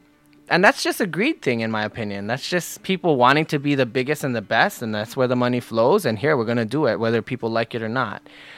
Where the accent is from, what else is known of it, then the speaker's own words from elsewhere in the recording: Oahu, Hawaii, United States; I am born right here on Oahu. I'm a resident full-time. My whole life has been spent here in Hawaii. I live in Waimanalo. My family is many generations back as far as Hawaiian culture.